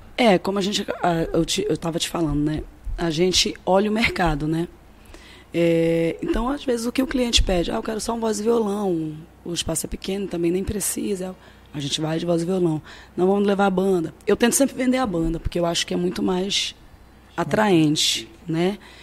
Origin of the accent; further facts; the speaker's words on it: Cametá, Pará, Brazil; Eu sou de Cametá, no Pará